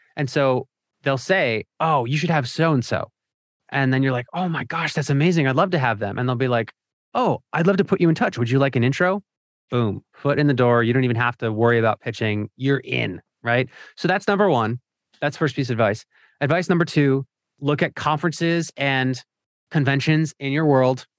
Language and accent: English; Philadelphia, Pennsylvania, United States; my hometown of Philadelphia